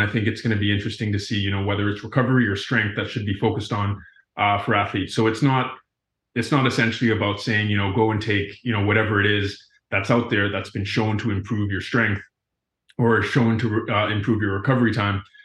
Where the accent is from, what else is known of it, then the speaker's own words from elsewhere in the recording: Cayman Islands; moved away as an adult; also born or lived in Florida, United States; I grew up in the Cayman Islands, uh, before attending school at the University of Florida